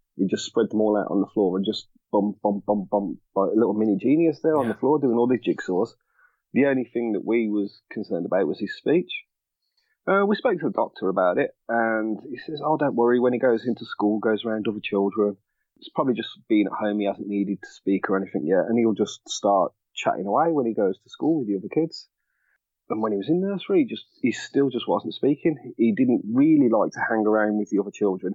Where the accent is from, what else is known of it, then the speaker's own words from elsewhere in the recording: Birmingham, West Midlands, United Kingdom; I am from Birmingham, England born born and raised